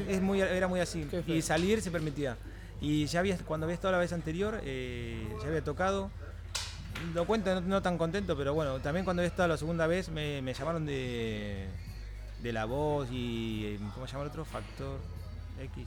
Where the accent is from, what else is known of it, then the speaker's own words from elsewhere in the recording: Mar del Plata, Buenos Aires Province, Argentina; now in Barcelona, Spain; los que somos de Mardel o de interior